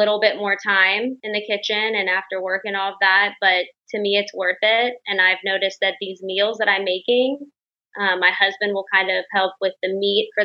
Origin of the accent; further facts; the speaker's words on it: the South, United States; I'm from the South.